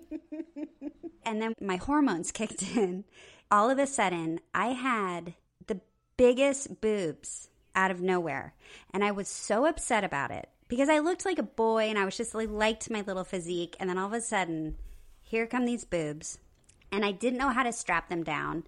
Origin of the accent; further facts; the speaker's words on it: Nebraska, United States; I'm from Nebraska